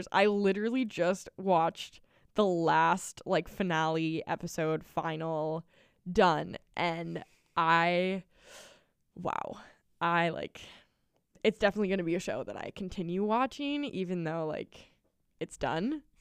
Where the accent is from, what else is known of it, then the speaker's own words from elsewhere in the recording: Maple Grove, Minnesota, United States; I am from Maple Grove, Minnesota. It's a bump. Um, grew up in the same house all of my life, and yeah, I love it.